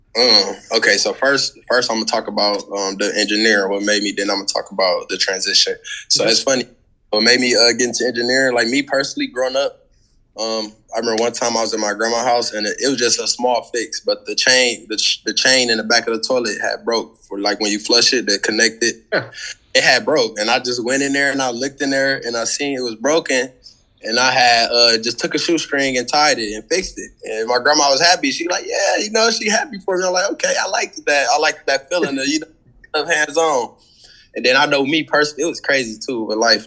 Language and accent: English; Milwaukee, Wisconsin, United States; moved away as an adult; also born or lived in St. Cloud, Minnesota; I came from Milwaukee, Wisconsin, and I went to school in St. Cloud, Minnesota